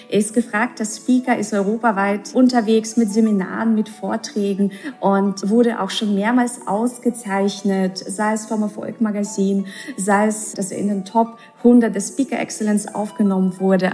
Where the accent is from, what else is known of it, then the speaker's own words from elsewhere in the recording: Russia; ich bin ja auch in Russland aufgewachsen